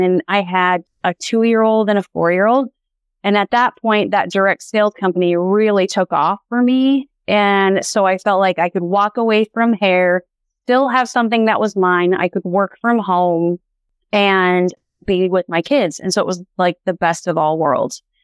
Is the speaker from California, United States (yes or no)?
no; Montana, United States; So, born and raised in Montana. I'm a fifth generation Montanan.